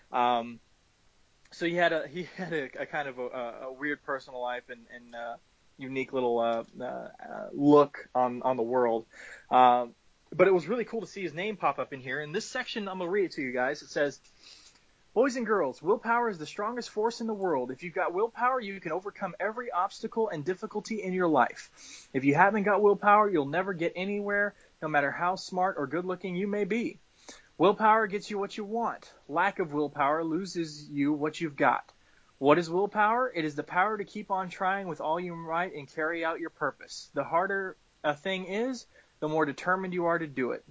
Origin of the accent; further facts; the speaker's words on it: the South, United States; I'm from the South and I was born and raised in the South